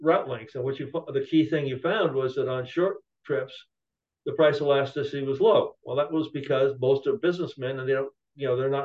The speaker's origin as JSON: {"language": "English", "region": "California", "country": "United States", "said": "I'm originally from California"}